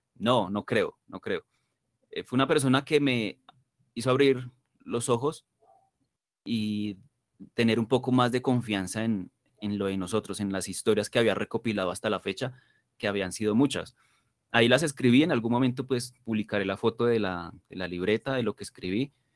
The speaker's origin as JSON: {"language": "Spanish", "country": "Colombia", "said": "yo estoy supremamente orgulloso de, de ser colombiano"}